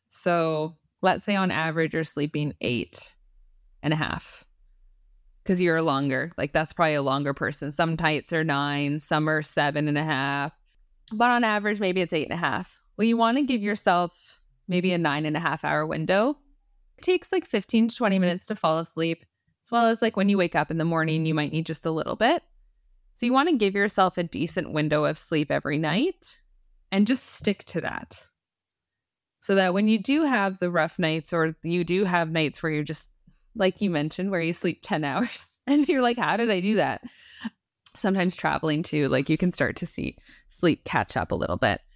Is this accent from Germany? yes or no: no; Canada; I'm Canadian